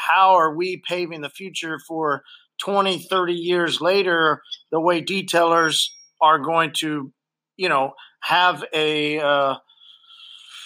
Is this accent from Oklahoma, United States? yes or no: yes; Oklahoma, United States; since we're from Oklahoma